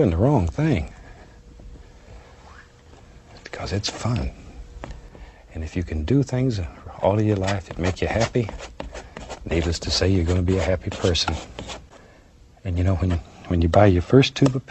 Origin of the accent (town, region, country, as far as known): Florida, United States; born or raised there; moved away as an adult; also born or lived in Alaska